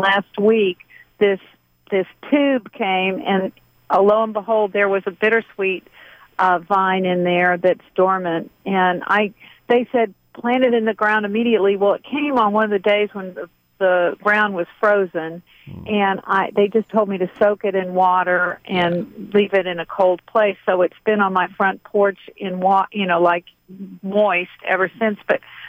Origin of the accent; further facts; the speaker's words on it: Missouri, United States; now in Georgia, United States; I grew up with it in Missouri.